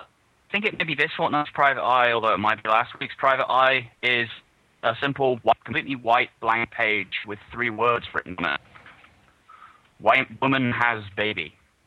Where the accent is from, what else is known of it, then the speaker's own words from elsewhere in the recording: South Coast, England, United Kingdom; South Coast to represent, you know.